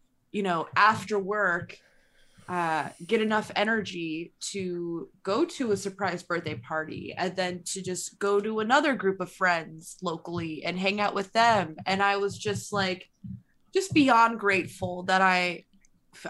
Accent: New York City, New York, United States; I'm from Brooklyn

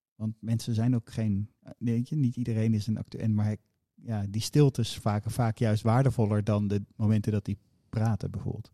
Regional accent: Amersfoort, Utrecht, Netherlands; ik ben in Amersfoort opgegroeid

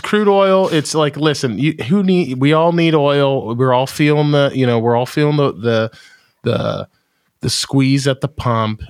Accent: United States; I'm American

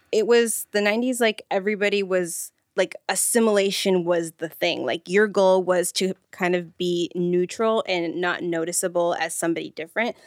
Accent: Redlands, California, United States; I went to school in Redlands

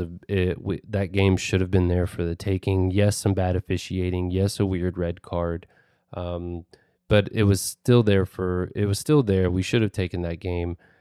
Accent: United States; as an American

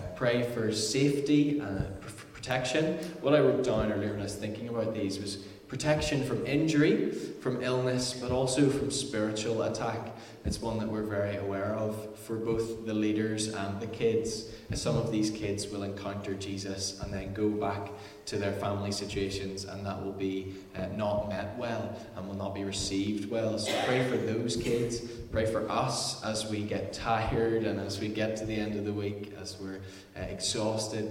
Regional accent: Ballycrocken, Northern Ireland, United Kingdom; I am from Marlow. I live just right there, like literally there. So I've grown up in this area in Ballycrocken all of my life, pretty much.

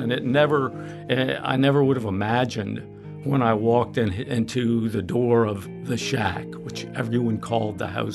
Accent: Virginia, United States; now in New Orleans, United States; growing up in Virginia and spending so much time on the Rappahannock River as a child

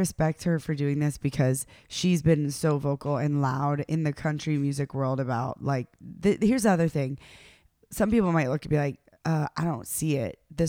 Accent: the South, United States; I'm from the South.

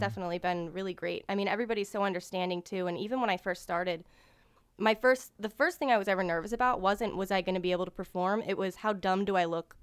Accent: Brunswick, Maryland, United States; also born or lived in West Virginia; I moved to Brunswick, and then, um, I lived there, you know, for, until I was an adult

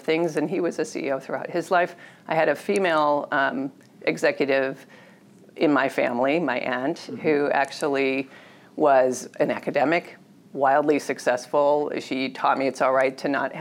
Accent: Detroit, Michigan, United States; I was born in Detroit to working class parents

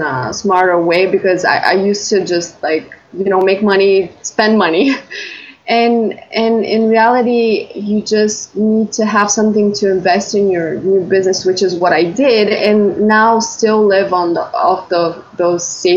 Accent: Bulgaria; I'm from Bulgaria.

